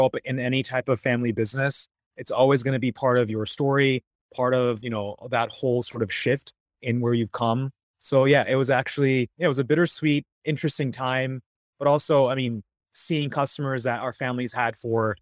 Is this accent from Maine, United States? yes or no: yes; Portland, Maine, United States; also born or lived in London; growing up in Maine, it was just us